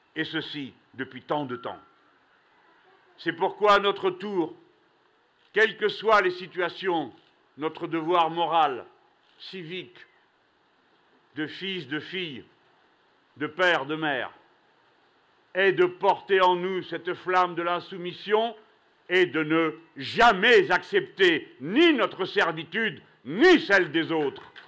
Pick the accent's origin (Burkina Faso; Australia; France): France; nous, Français